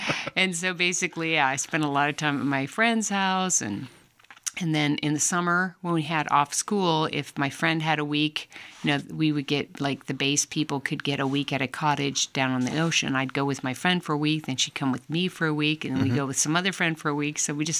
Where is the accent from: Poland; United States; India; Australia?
United States; West Point, New York; born there; My father taught at West Point, mm-hmm. and I was born there.